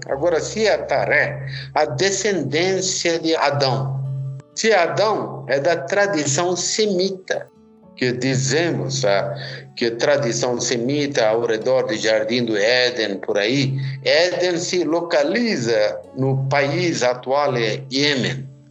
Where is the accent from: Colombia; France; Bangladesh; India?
India; moved away as an adult; now in Curitiba, Brazil; sou indiano, estou aqui 29 anos, sempre morei aqui na região de Curitiba